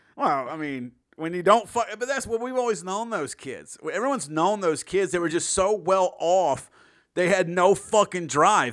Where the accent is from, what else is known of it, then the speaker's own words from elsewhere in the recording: the South, United States; I'm born and raised in the South.